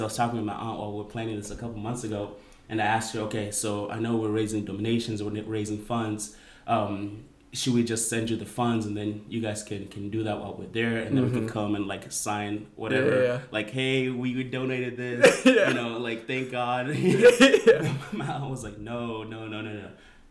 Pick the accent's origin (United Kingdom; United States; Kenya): Kenya; moved away; we're going to go to my home country, my hometown